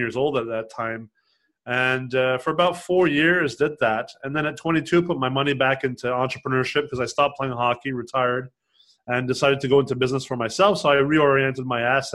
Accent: Los Angeles, California, United States; moved away; also born or lived in Quebec, Canada / Montreal, Canada; I grew up in Los Angeles. I was born in Canada, in Quebec, in the French

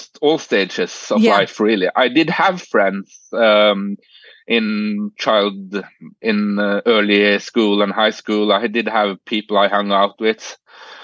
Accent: Norway; English is a second language; We start learning English at the age of 10 here.

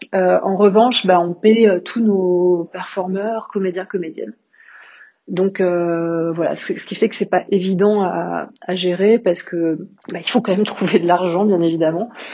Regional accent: Paris, Île-de-France, France; moved away as an adult; also born or lived in London / Berlin; now in Lamballe, France; Je suis parisienne d'origine, je suis née à Paris, j'ai vécu la plupart de, ma vie

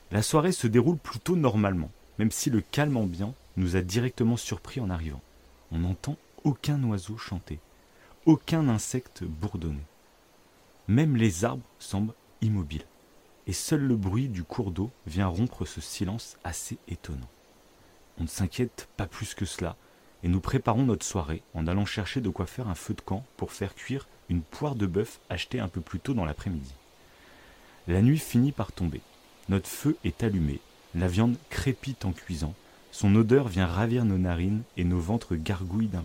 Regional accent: south-west France, France; j'ai 33 ans et je suis originaire du sud-ouest de la France dans un petit village qui borde l'océan Atlantique.

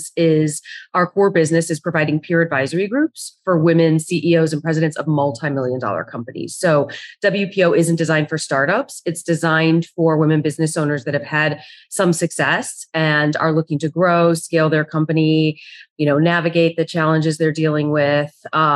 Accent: right outside of Chicago, Illinois, United States; I grew up right outside of Chicago

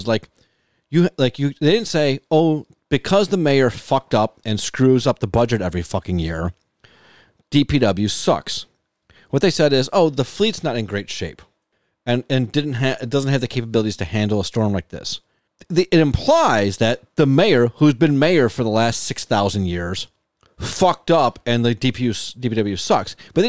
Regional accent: Buffalo, New York, United States; because I grew up in Buffalo and you know, we couldn't afford Sears

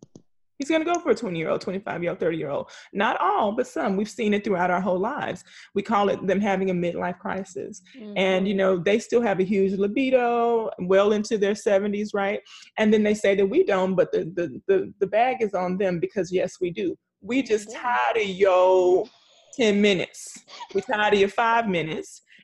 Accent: the South, United States; growing up in the South

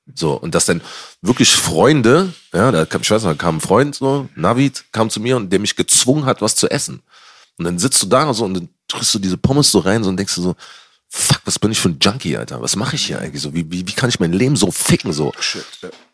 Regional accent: Berlin, Germany; als Berliner, ich bin schon früher E-Werk gegangen

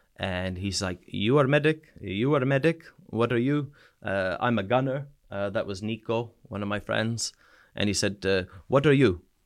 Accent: New Brunswick, Canada; moved away as an adult; also born or lived in Sweden; now in United Kingdom; province is called New Brunswick

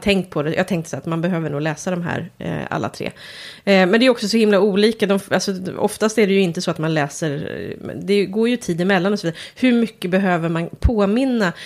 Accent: Järna, Stockholm County, Sweden; jag kommer från Järna

